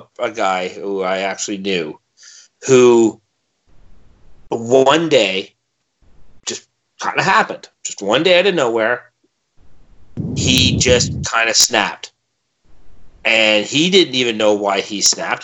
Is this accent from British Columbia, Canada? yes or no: no; Milton, Ontario, Canada; my hometown of Milton.